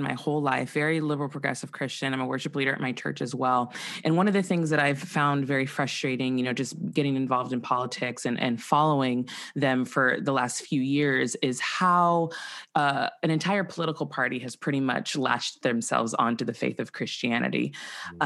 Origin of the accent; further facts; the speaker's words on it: Santa Barbara, California, United States; I grew up in Santa Barbara, California